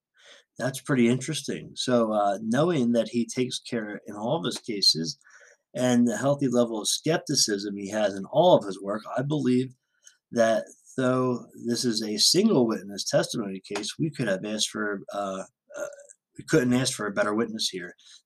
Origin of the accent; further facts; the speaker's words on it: San Diego, California, United States; Growing up in the San Diego Valley area, I am very used to seeing military aircraft and from the Marines and the Navy